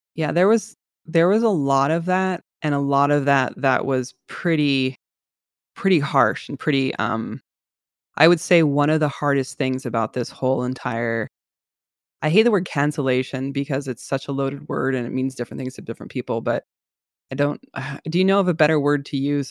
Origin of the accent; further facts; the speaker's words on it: San Francisco Bay Area, California, United States; I'm from the Bay Area